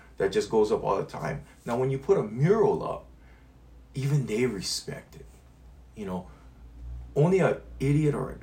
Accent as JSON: {"language": "English", "region": "Hawaii", "country": "United States", "said": "I am Hawaiian."}